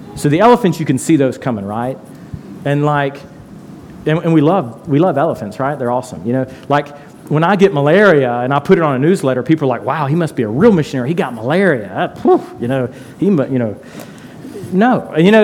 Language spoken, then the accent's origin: English; Tipton County, Tennessee, United States; moved away; I'm from Tipton County